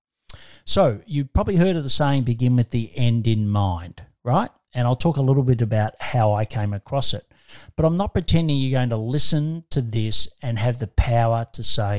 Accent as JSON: {"language": "English", "country": "Australia", "said": "I'm an Aussie"}